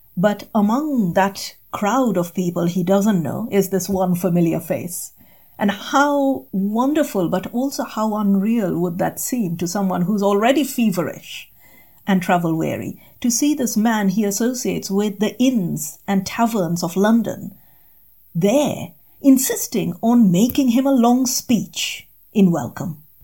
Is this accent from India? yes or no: yes; India; moved away as an adult; also born or lived in England; as an Indian undergraduate coming to England